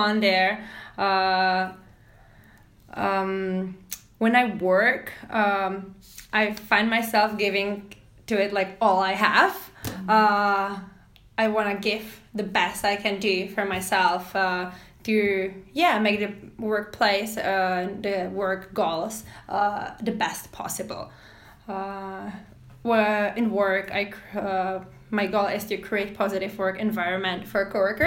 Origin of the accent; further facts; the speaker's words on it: Prague, Czechia; English is a second language; moved away as an adult; now in Canada; I'm originally from Prague, which is capital city of Czech Republic in Middle Europe. That's where my strong accent is from